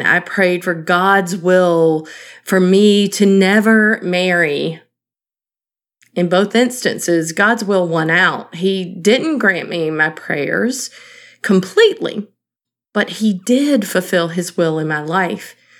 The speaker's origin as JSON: {"language": "English", "region": "Eastern North Carolina", "country": "United States", "tie": "born or raised there", "said": "Growing up in Eastern North Carolina"}